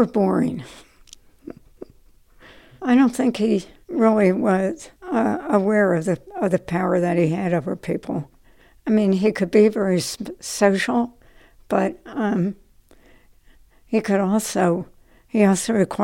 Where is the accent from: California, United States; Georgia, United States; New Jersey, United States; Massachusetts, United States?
New Jersey, United States; Trenton; moved away as an adult; also born or lived in New York City; I was born in Trenton, New Jersey. My dad taught at the Lawrenceville School, prep school down there, and I lived on a dead-end street at that time